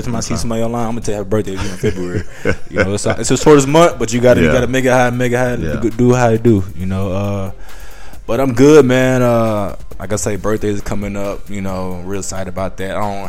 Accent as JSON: {"language": "English", "town": "Atlanta", "region": "Georgia", "country": "United States", "said": "I'm from Atlanta anyway."}